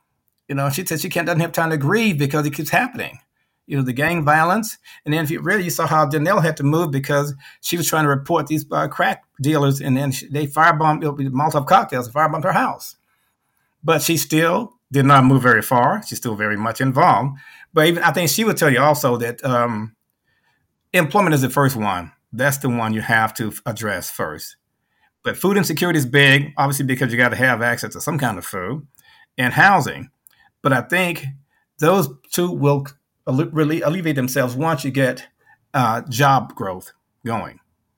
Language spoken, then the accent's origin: English; the South, United States; I'm from the South. We were trained, okay, well, things are going to be better up North.